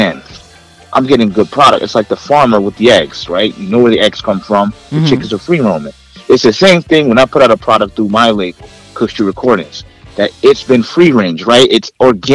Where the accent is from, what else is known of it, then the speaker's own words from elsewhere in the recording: New York City, New York, United States; also born or lived in Jamaica; I spent some of my childhood in the Bronx